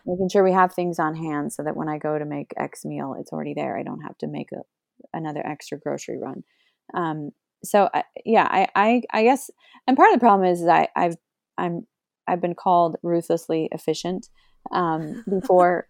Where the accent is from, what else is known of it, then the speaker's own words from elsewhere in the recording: Oregon, United States; moved away; I grew up in Oregon and I could go to the mountains anytime I wanted